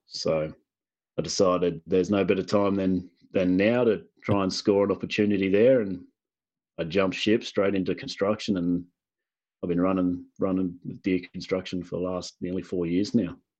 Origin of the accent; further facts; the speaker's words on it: Illawarra, New South Wales, Australia; now in Queensland, Australia; originally, I'm from New South Wales, so the east, southern east coast of, of Australia. Um, I'm in Queensland now